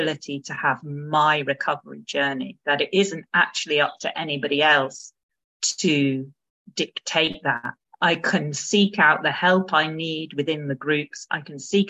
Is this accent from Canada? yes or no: no; United Kingdom; as a British woman